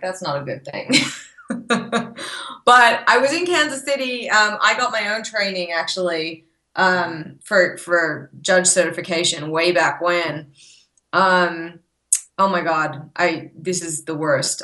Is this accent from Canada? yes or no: no; Australia; born or raised there; moved away as an adult; now in Texas, United States